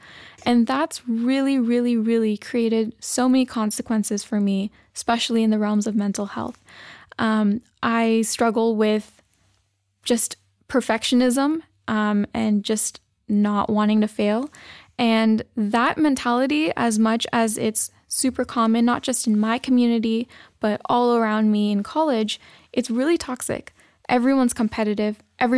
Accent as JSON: {"language": "English", "country": "United States", "said": "So like I mentioned, I am a Pakistani American, and being a female, there's a lot of expectations that I hold myself to."}